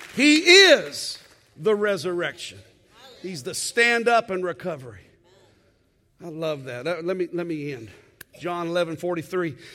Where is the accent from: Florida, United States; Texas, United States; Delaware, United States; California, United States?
Texas, United States; as a Texan